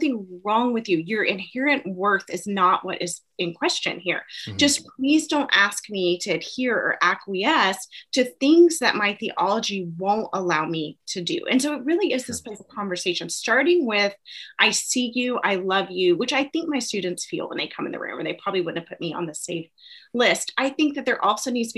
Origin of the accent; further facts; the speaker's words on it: United States; as an American